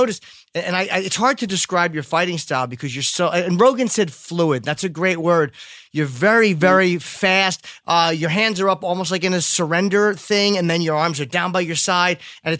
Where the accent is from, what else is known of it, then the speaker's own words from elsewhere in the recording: New Jersey, United States; I'm from Jersey as well.